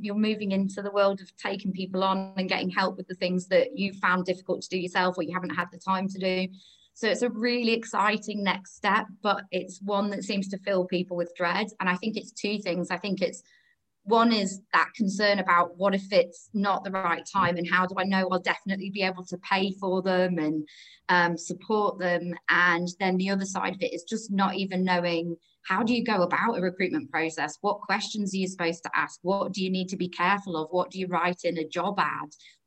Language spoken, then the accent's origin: English; Harrogate, Yorkshire and the Humber, United Kingdom; moved away as an adult; also born or lived in London; I'm originally from Harrogate, but I lived down in London for 10 years or so